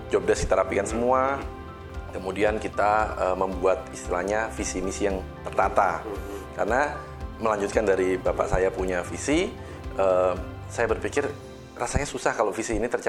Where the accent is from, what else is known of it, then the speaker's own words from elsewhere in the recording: Semarang, Central Java, Indonesia; Saya dari Semarang